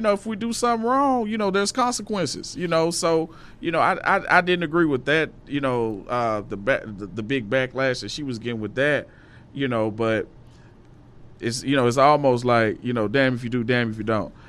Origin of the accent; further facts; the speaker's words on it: Little Rock, Arkansas, United States; I'm from Little Rock, Arkansas